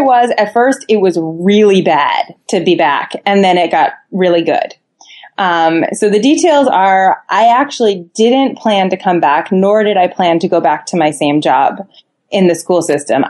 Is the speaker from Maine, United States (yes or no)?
no; Boston, Massachusetts, United States; I was born in Boston and it's in my soul.